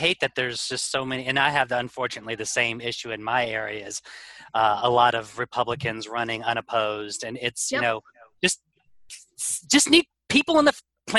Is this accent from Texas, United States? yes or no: yes; Texas, United States; I'm from Texas